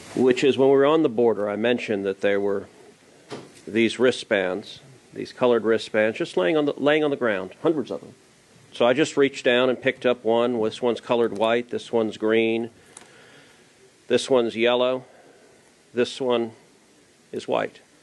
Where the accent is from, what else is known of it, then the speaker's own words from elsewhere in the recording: Houston, Texas, United States; I'm from Houston